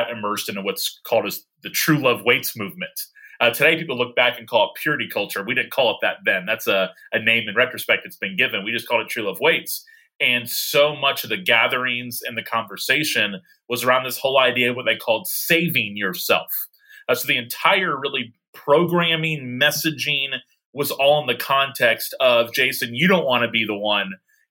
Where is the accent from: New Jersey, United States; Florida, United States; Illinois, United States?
Florida, United States; Tallahassee; I am pastoring in my hometown of Tallahassee, Florida